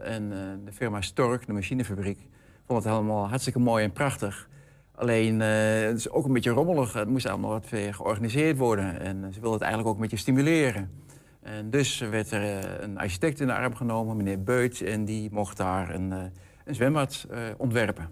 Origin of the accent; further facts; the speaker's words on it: Hengelo, Overijssel, Netherlands; ik kom uit Hengelo